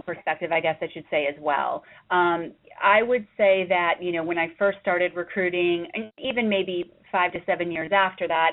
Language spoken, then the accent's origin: English; Florida, United States; moved away as an adult; also born or lived in Georgia; now in New York, United States; I currently reside in New York. I'm from Florida originally